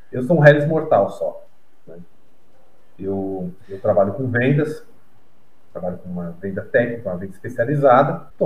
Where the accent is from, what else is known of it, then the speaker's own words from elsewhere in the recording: São Paulo, Brazil; also born or lived in Santa Catarina; Sou, sou nascido, nascido e criado em São Paulo.